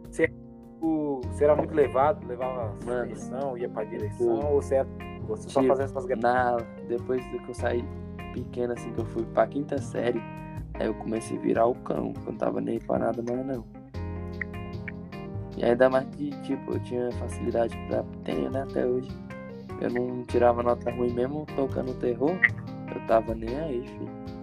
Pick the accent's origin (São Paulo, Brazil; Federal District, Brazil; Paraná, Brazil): Federal District, Brazil; Ceilândia; born there; eu nasci em Ceilândia, viado. Tá no hospital de Ceilândia.